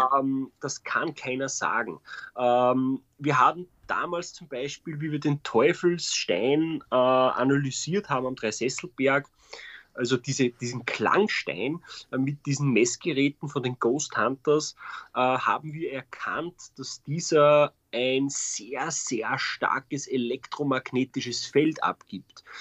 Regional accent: Austria; bei uns in Österreich

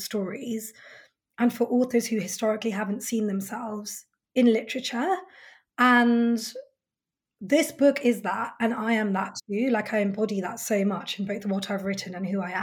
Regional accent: United Kingdom; my lived experience as a British Indian woman

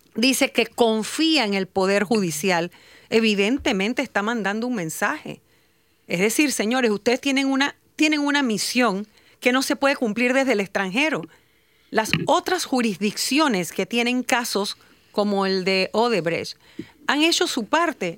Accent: Panama; nosotros como Estado panameño

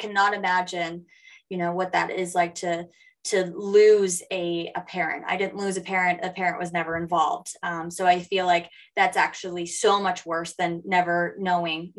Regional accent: Lewiston, Maine, United States; I grew up in Lewiston, Maine, a mill town, and that's where I'm from

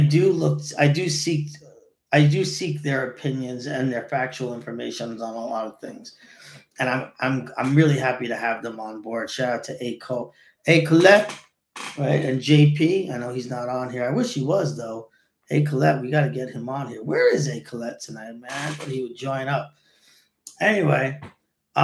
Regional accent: New York City, New York, United States; I grew up in College Point, and back in the day, College Point was crazy awesome

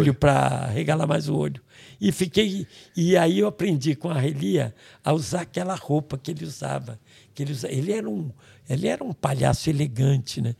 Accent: Niterói, Rio de Janeiro, Brazil; eu tenho cara de baiano, nome de alemão e nasci em Niterói

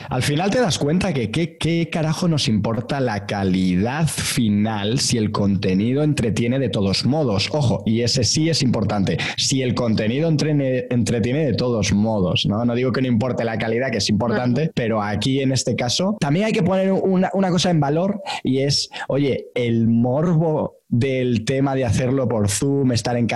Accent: Galicia, Spain; es de mi tierra

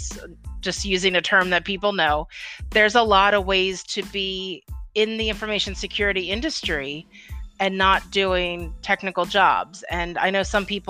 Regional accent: Philadelphia, Pennsylvania, United States; I'm from Philadelphia

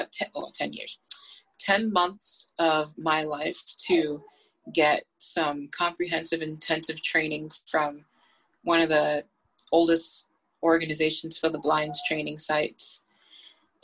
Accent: Boston, Massachusetts, United States; I grew up in Boston, Massachusetts

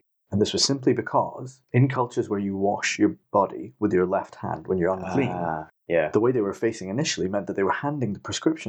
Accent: India; born there; So I'm 40. I was born in 78 in India

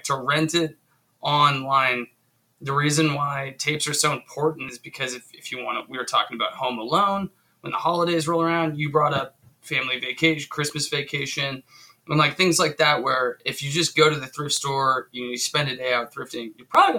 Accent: Spokane, Washington, United States; I grew up here in Spokane

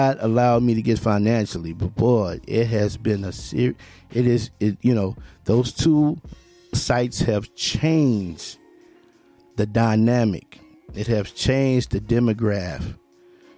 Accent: Memphis, Tennessee, United States; He's from my hometown. He's from my birthplace, Memphis, Tennessee

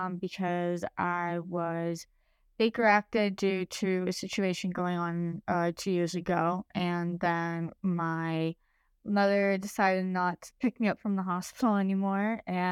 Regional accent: Chicago, Illinois, United States; born there; also born or lived in Uruguay; Okay, so I was born in Chicago. My mom is from Uruguay, South America, and my dad's from Romania. I lived in Chicago up until I was 7, and then I moved to Uruguay

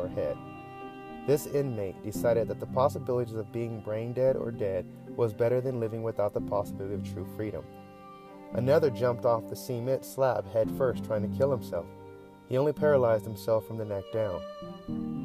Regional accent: United States; as an American that just happens to be black

